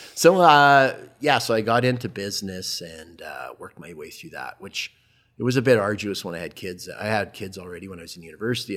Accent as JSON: {"language": "English", "town": "Calgary", "region": "Alberta", "country": "Canada", "tie": "born or raised there", "also_born_or_lived": "Edmonton / Southern Ontario", "said": "a resident of Calgary from the time I was three years old onward. But fast forward, went to, went to high school at Queenie"}